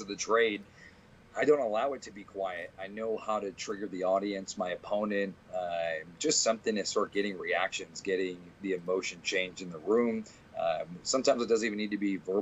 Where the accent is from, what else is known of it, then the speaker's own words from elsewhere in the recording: Providence, Rhode Island, United States; I live and die in Providence